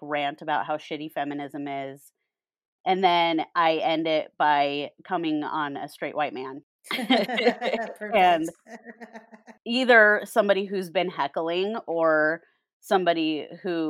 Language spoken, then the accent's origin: English; Colorado, United States; moved away as an adult; also born or lived in Wyoming / Florida / Arizona / Chicago; now in Los Angeles, United States; I was born and grew up suburbs of Colorado